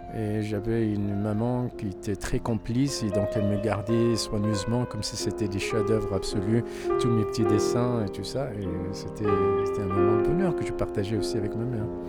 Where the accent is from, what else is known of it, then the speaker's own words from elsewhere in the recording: Casablanca, Casablanca-Settat, Morocco; moved away as an adult; also born or lived in Toulouse, France; now in Paris, France; né à Casablanca, dans un quartier qui s'appelle Delbrelef. Et donc, je suis né, j'ai grandi euh, dans ce quartier jusqu'à ce que j'ai eu mon bac